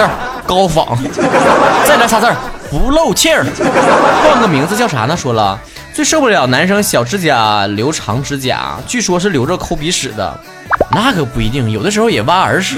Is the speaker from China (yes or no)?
yes; northern China, China; 作为一个北方人